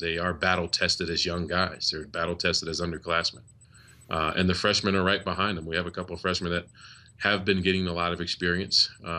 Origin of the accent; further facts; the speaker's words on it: Liverpool, New York, United States; I went to Liverpool High School.